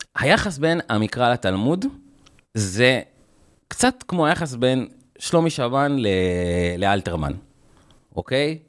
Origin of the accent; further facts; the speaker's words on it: Jerusalem, Jerusalem District, Israel; משפחה, אה, כורדית, חילונית, מסורתית, גרנו בירושלים